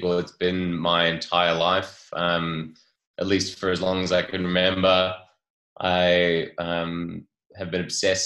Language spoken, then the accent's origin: English; Port Macquarie, New South Wales, Australia; my hometown of Port Macquarie, mid-North Coast, New South Wales